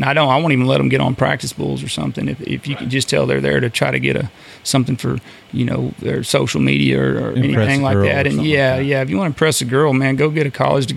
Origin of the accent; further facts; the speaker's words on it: Alvin, Texas, United States; I grew up down in kind of Southeast Texas, Alvin, Santa Fe area down there